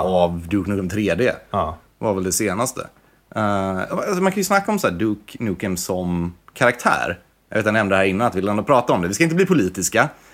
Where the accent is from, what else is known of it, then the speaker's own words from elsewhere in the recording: Varberg, Halland County, Sweden; moved away; Jag är från Varberg från början.